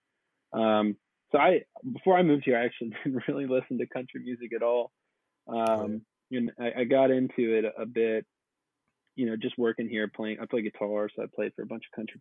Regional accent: Atlanta, Georgia, United States; moved away as an adult; now in Nashville, United States; I'm originally from Atlanta, and I've been here since around 2011.

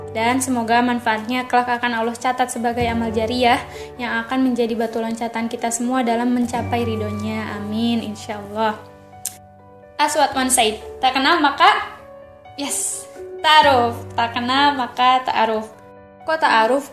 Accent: Bandung, West Java, Indonesia; also born or lived in Cicalengka, Majalaya; Lahir di Bandung, asli dari Sunda

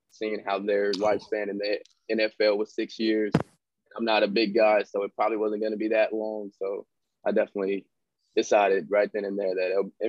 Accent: Fresno, California, United States; Fresno, Calif- California.

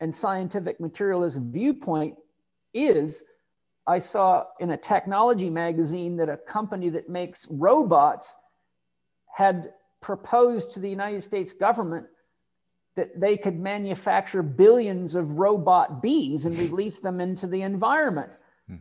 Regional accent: Vancouver Island, British Columbia, Canada; moved away; where we live, where I grew up on Vancouver Island for many years

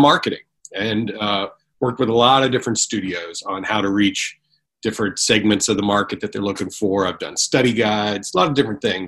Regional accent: East Coast, United States; now in California, United States; I'm originally from the East Coast, but came to California

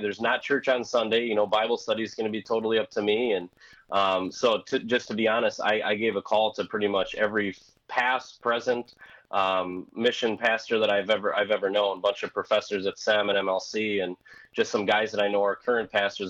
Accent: Wisconsin, United States; accent: thick Wisconsin; moved away as an adult; now in Missouri, United States; my thick Wisconsin accent sticks out like a sore thumb

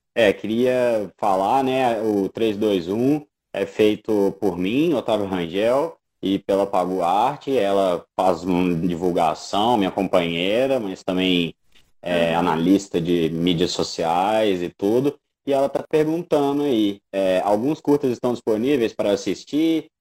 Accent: Brazil; a gente como bons brasileiros, latino-americanos

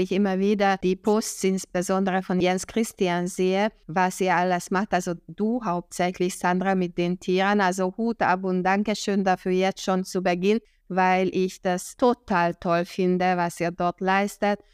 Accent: Hungary; now in Germany; ich bin Ungarin, Deutschland, ich lebe in Deutschland seit 1995

